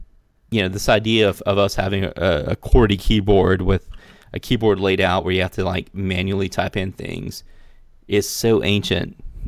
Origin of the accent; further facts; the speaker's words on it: Mullins, South Carolina, United States; I grew up in Mullen, South Carolina, which was like one of the leading tobacco markets in North America in the 70s and 80s.